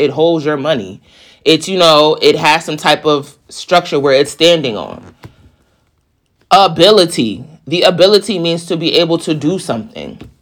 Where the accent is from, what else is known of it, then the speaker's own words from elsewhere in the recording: East Coast, United States; I'm from the East Coast